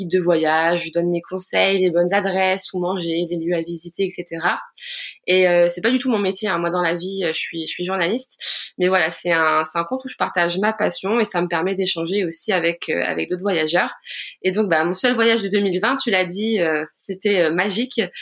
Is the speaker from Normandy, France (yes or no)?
yes; Rouen, Normandy, France; j'ai 29 ans, je viens de Rouen en Normandie